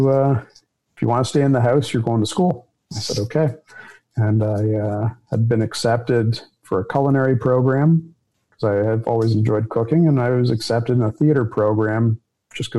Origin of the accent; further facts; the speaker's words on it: Toronto, Ontario, Canada; I grew up in a family business that my family was either florists or law enforcement in Toronto